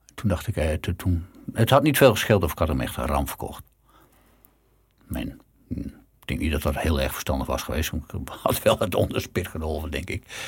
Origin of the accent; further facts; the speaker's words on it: Netherlands; we zijn Nederlanders